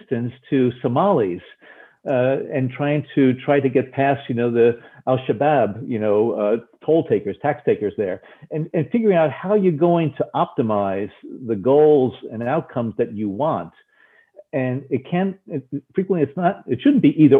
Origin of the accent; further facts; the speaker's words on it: New Jersey, United States; growing up in New Jersey